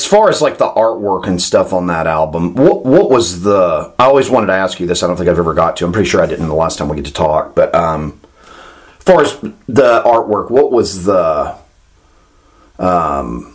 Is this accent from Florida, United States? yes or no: yes; Florida, United States; me growing up in Florida